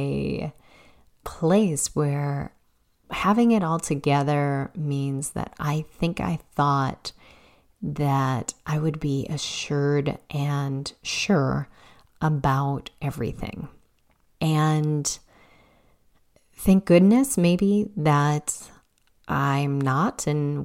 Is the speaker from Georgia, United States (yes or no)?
no; Chicago, Illinois, United States; moved away as an adult; also born or lived in Massachusetts; now in Illinois, United States; I grew up on the South Side in a working class neighborhood